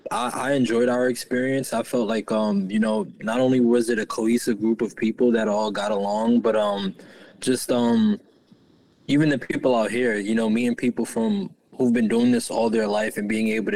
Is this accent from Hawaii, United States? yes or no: no; New York, United States; now in Humboldt, United States; I'm from New York, currently in Humboldt.